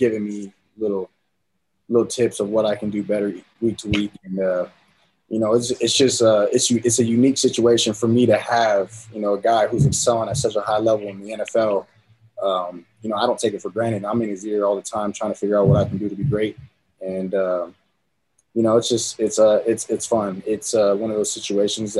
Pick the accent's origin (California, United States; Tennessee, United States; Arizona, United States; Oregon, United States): California, United States; San Diego; born or raised there; now in Utah, United States